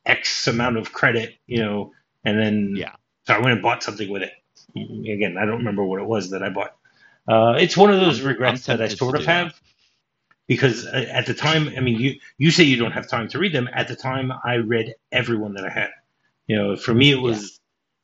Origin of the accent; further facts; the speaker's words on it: United States; moved away as an adult; now in Israel; I moved from the States to Israel